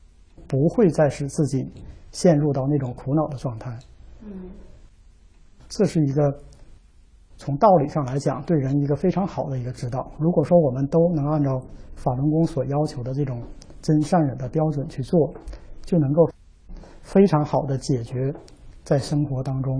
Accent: Northeast China, China; 因为我是东北人，从小呢就有鼻炎，很严重

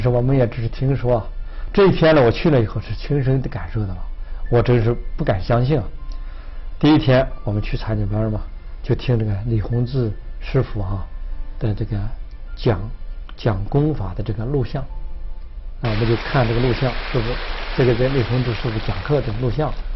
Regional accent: China; moved away; 我们曾经在国内啊，去了很多地方

